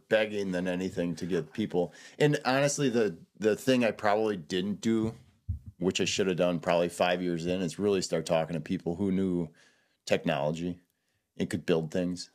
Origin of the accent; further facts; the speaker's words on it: Southeastern Wisconsin, United States; also born or lived in Madison, Wisconsin / La Crosse, Wisconsin / De Pere, Wisconsin / Denver, Colorado; now in Hayward, United States; I'm from Southeastern Wisconsin